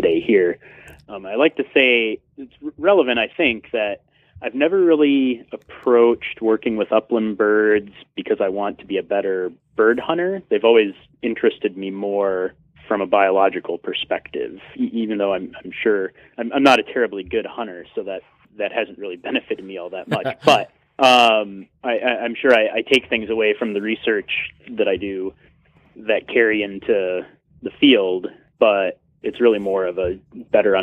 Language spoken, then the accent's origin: English; Stevens Point, Wisconsin, United States; moved away as an adult; also born or lived in Nevada; now in Old Town, Maine, United States; I'm originally from Stevens Point, Wisconsin, and grew up there